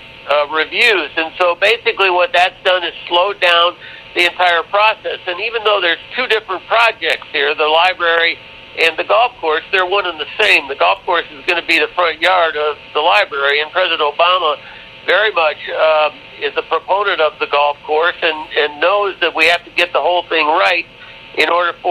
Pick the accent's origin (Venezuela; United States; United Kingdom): United States; Chicago, Illinois; I grew up in Chicago. I grew up on the north side of Chicago.